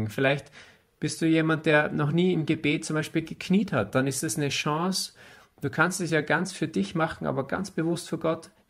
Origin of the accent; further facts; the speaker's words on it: Austria; Wir sind ja Österreicher, wir sind ja nicht, wir sind ja nicht Israeliten.